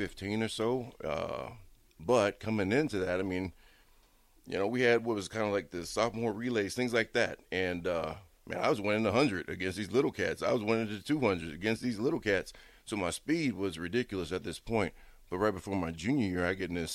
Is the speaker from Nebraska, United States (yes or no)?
yes; Bellevue, Nebraska, United States; I grew up in Bellevue